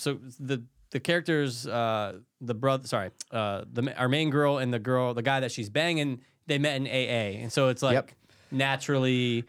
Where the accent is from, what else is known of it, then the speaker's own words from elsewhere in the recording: Midwest, United States; I'm from the Midwest.